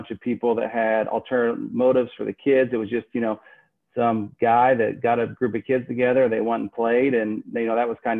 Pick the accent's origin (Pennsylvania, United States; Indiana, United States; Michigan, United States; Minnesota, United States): Indiana, United States; also born or lived in New York City; I grew up in a small town in Indiana